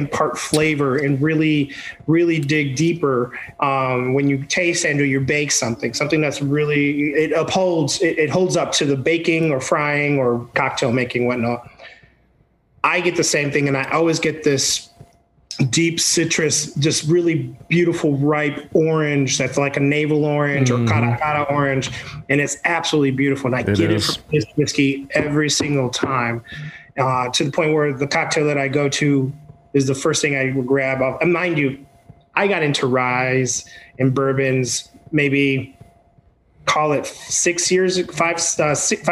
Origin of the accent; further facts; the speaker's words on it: Puerto Rico; English is a second language; moved away; Growing up in Puerto Rico, my grandfather had land in the mountains that we would go